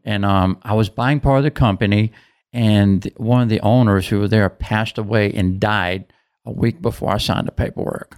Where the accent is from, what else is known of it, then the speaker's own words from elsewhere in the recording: Hopewell, United States; I was born and raised in Hopewell